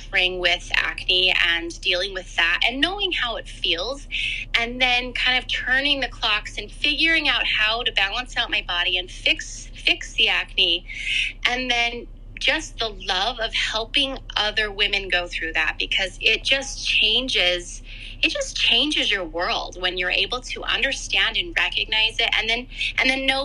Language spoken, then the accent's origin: English; Canada; moved away; I'm from Canada. I grew up on a farm in Canada, and I currently live again in Canada. I've kind of moved around a bit